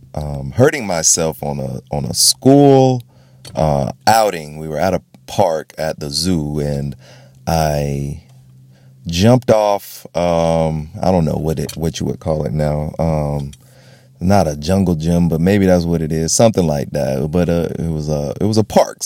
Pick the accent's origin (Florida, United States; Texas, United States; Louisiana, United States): Florida, United States; I grew up in Florida.